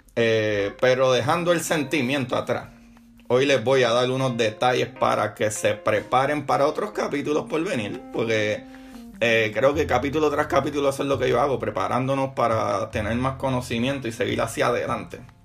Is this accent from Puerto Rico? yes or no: yes; Puerto Rico; moved away; extraño la fiesta en mi país, en Puerto Rico